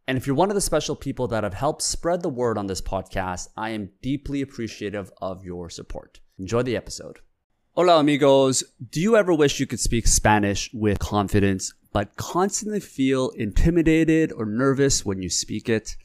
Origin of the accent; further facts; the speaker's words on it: South Korea; now in Canada; my dad, we grew up in Korea